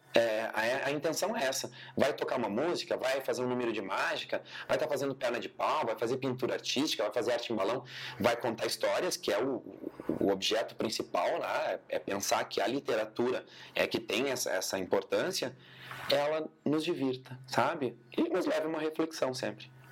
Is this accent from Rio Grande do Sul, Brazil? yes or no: yes; Cruz Alta, Rio Grande do Sul, Brazil; moved away as an adult; also born or lived in Bento Gonçalves; now in Caxias do Sul, Brazil; eu sou licenciado em dança pela Universidade de Cruz Alta, pela Unicruz, que é onde eu nasci, enfim, me criei